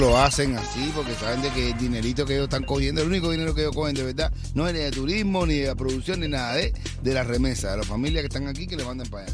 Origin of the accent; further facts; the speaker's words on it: Venezuela; now in New York, United States; como venezolanos